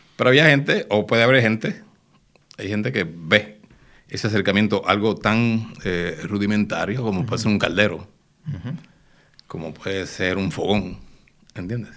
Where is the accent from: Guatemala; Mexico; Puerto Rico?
Puerto Rico; somos puertorriqueños